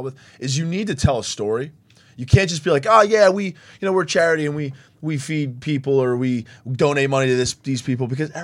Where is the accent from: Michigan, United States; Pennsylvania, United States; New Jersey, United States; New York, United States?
New Jersey, United States; Leonardo; I grew up in Leonardo, which is where the Quick Stop